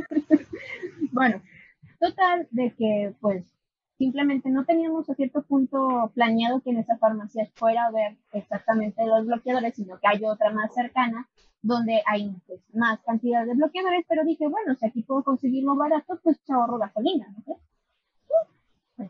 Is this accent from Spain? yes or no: no; Aguascalientes, Mexico; also born or lived in León; yo soy de Aguascalientes, vivía allá un tiempo, realmente desde que nací no vivía allá, ni vi en León